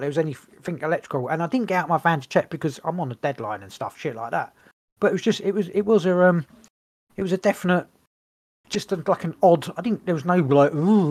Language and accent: English; England, United Kingdom; we're English